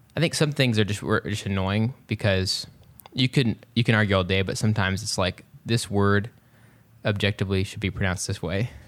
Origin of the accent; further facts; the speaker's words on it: West Texas, United States; I grew up in West Texas, um, or as I like to say, cowboy country.